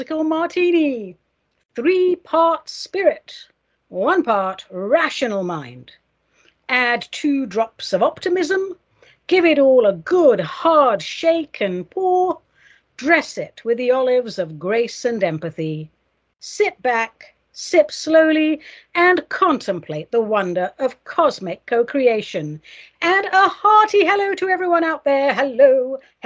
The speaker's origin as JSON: {"language": "English", "country": "United States", "said": "I'm an American"}